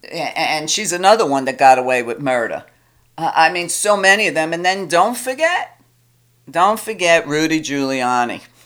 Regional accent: New York, United States; I'm a woman, I'm Italian, I'm from New York.

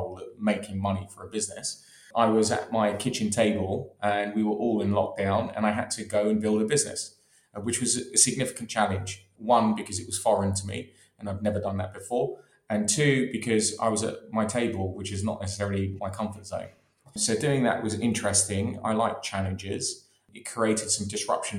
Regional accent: London, United Kingdom; born and raised in London in Maida Vale, borders of Kilburn

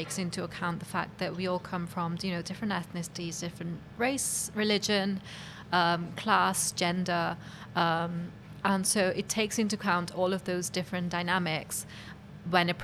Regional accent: Cardiff, Wales, United Kingdom; growing up in Cardiff

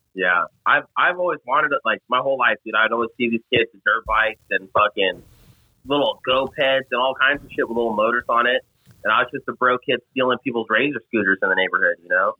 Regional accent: Las Vegas, Nevada, United States; I'm from Vegas

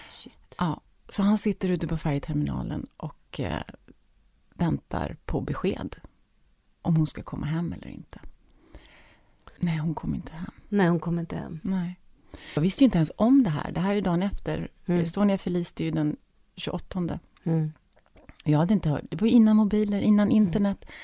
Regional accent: Stockholm, Stockholm County, Sweden; moved away; also born or lived in Munich; hemma i Stockholm.

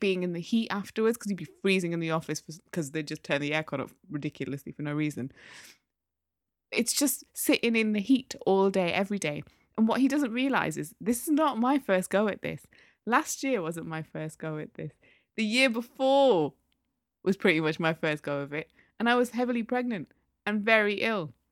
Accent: Newcastle upon Tyne, North East England, United Kingdom; I'm from Newcastle.

